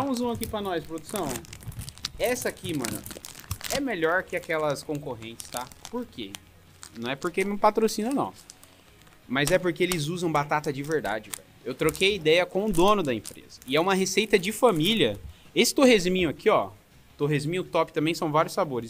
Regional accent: São Paulo, Brazil; now in Joinville, Brazil; Eu tô é. morando é. em Joinville agora, mas eu sou de São Paulo, né? Morei 21 anos lá

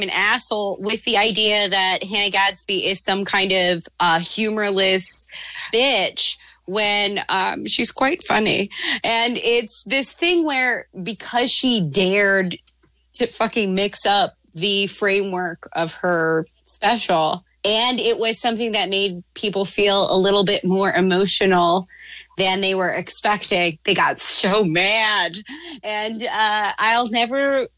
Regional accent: Canada; I'm fucking Canadian

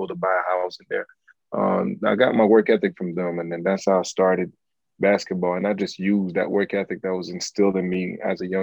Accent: Montreal, Quebec, Canada; I'm from Parc Ex, where you got to be mentally tough to be successful

